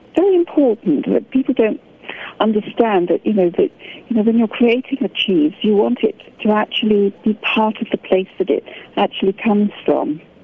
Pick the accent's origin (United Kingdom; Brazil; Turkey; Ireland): United Kingdom; I'm British and I have a fantastic um, cheese culture here